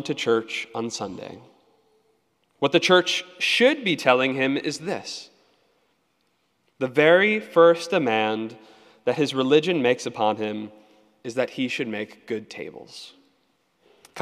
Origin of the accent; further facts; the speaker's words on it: Annapolis, Maryland, United States; I grew up in Annapolis